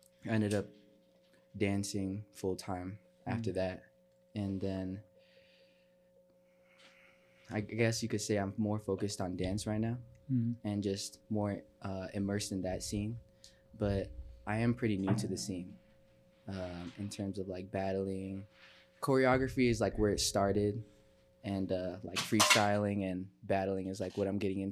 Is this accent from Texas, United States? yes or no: no; Chicago, Illinois, United States; born or raised there; also born or lived in Italy